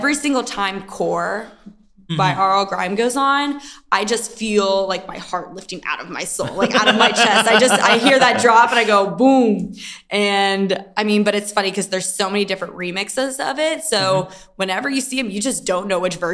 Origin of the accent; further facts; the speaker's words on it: Kansas City, Missouri, United States; we're from Kansas City